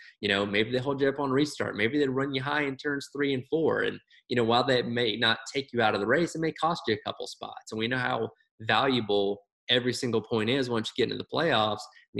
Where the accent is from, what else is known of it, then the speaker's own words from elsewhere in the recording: Georgia, United States; We're from Georgia